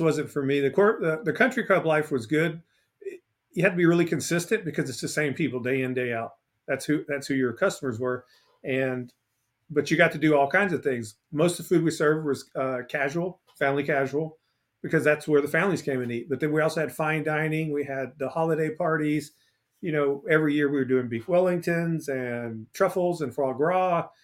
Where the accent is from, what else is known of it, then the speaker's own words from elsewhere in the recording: Port Arthur, Texas, United States; I'm from Port Arthur, Texas.